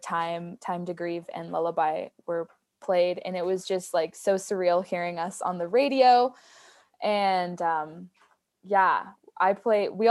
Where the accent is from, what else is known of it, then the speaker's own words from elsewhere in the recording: Sisters, Oregon, United States; also born or lived in Santa Fe, New Mexico; now in Denver, United States; my hometown folk festival, Sisters Folk Festival in Sisters, Oregon